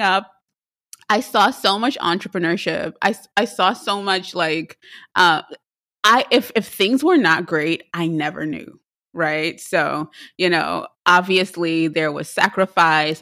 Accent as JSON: {"language": "English", "country": "Trinidad & Tobago", "tie": "born or raised there", "moved": "yes", "said": "I am from Trinidad and Tobago."}